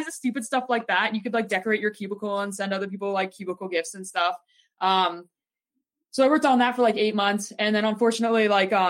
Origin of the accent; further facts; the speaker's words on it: Toronto, Ontario, Canada; I was from Toronto